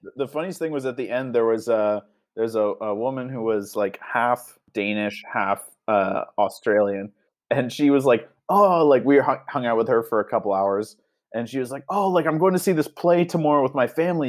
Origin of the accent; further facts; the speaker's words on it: Canada; accent: Canadian; I never really realized how Canadian I sound